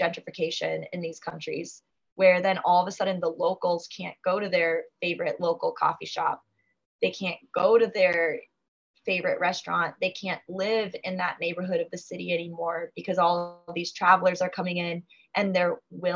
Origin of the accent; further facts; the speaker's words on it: United States; coming over as an American